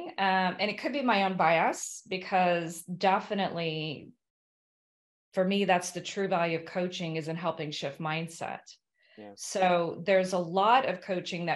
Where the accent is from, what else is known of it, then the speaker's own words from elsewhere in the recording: Kentucky, United States; moved away; I'm an American from Kentucky